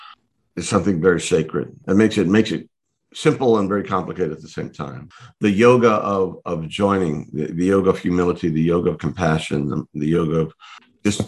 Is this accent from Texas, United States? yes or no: yes; Texas, United States; born and raised in Texas